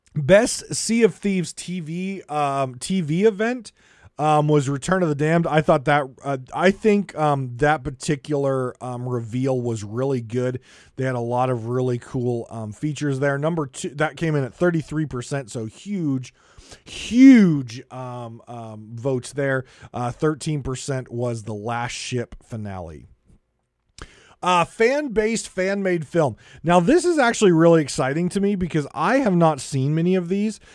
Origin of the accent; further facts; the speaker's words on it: United States; I come from America